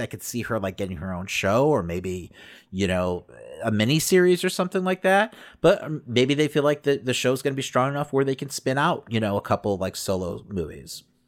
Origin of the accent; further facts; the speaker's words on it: Chicago, Illinois, United States; I'm from Chicago